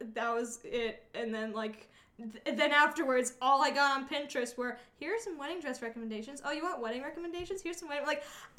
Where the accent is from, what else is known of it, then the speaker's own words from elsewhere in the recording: Malden, Massachusetts, United States; I'm not from Revere, but I'm from Malden